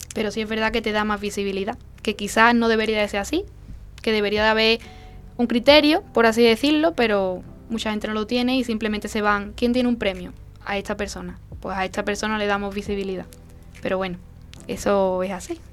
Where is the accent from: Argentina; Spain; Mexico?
Spain; La Lantejuela, Andalusia; Yo soy de la Antejuela, cerquita de, Dosuna